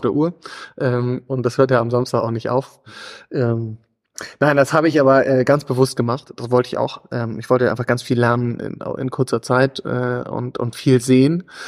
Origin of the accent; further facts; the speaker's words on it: Gödens, Lower Saxony, Germany; also born or lived in Hamburg / East Germany / Vienna / London; bin aus Gödens, bin in, in Hamburg geboren, in, in teilweise in Ostdeutschland aufgewachsen